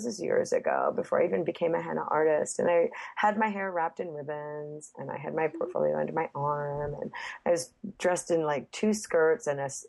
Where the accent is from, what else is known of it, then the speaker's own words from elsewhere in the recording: Texas, United States; born there; oh, I was born in Texas, and they're like, I'm still so confused.